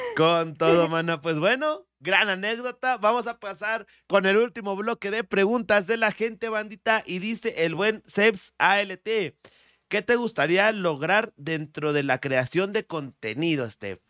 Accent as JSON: {"language": "Spanish", "region": "State of Mexico", "country": "Mexico", "tie": "born or raised there", "accent": "barrio, Estado de México", "moved": "yes", "said": "nací en la Ciudad de México. Eh, viví hasta los 10 años en el Estado de México"}